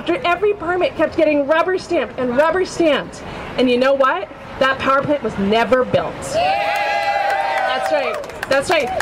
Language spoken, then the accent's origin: English; Weymouth, Massachusetts, United States; I was born in the South Shore Hospital in Weymouth